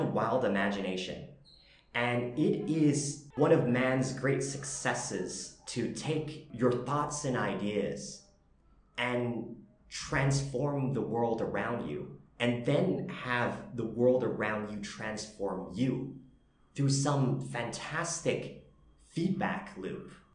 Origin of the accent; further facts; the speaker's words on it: Canada; moved away as an adult; now in Vietnam; I'm Canadian Vietnamese